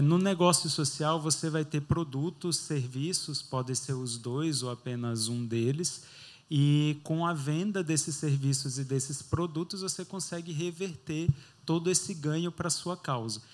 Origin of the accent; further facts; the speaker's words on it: Itororó, Bahia, Brazil; moved away as an adult; now in São Paulo, Brazil; eu sou do interior da Bahia, né? eu sou de uma cidade bem pequenininha, 16 mil habitantes, chama Itororó, perto ali do sul da Bahia